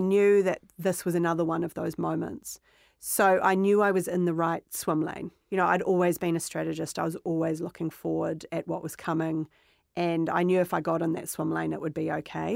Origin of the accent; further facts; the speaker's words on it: Otahuhu, Auckland, New Zealand; I grew up in New Zealand